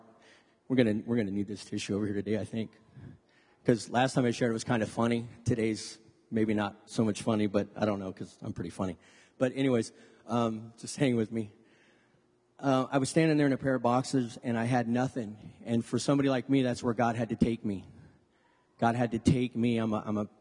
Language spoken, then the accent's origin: English; Lodi, California, United States; I was born and raised here in Lodi